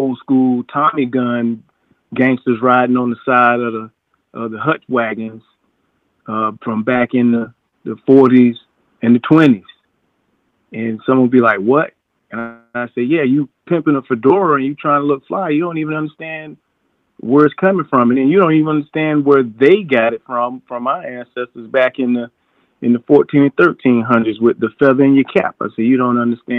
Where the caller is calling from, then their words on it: Orlando, Florida, United States; calling you out of Orlando.